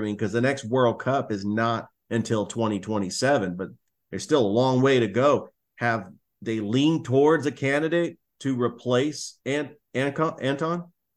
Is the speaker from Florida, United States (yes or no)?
no; Milpitas, California, United States; I grew up in Milapides, California, which was a suburb of San Jose